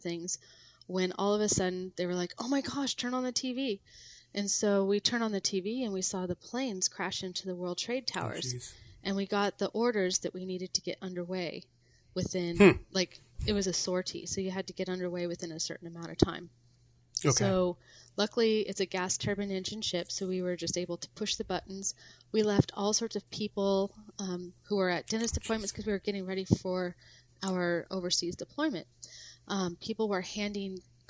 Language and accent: English; Seattle, Washington, United States; I grew up in the Seattle area